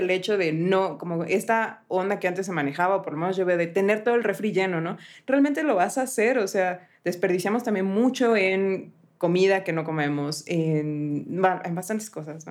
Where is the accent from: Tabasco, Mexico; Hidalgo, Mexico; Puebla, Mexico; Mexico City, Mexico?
Puebla, Mexico; mi ciudad natal